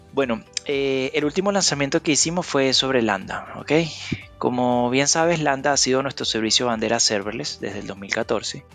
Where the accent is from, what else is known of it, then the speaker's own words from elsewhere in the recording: Venezuela; moved away as an adult; also born or lived in Panama / Costa Rica / Qatar / Colombia; now in Chile; soy venezolano, residiendo en Chile desde el 2016.